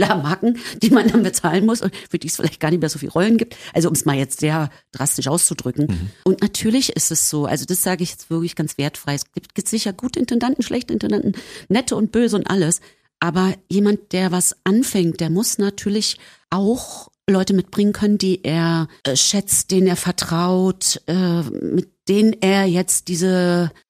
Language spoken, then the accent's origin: German; East Germany, Germany; Ich sagte, na so und so, wir kommen aus dem Osten.